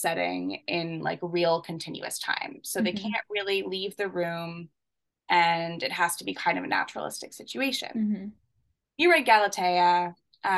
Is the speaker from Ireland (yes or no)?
no; Canada; I'm Canadian.